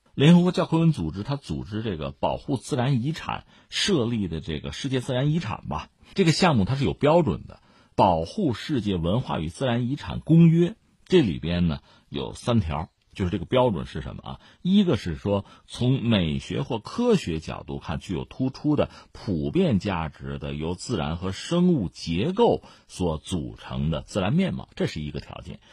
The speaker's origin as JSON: {"language": "Chinese", "country": "China", "said": "作为中国人"}